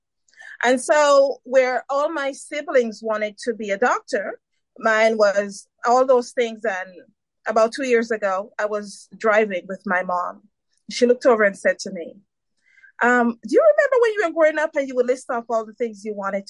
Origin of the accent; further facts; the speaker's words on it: Saint Mary, Jamaica; now in United States; I was born in Jamaica, St. Mary, Jamaica, and I migrated to the U.S. in 1990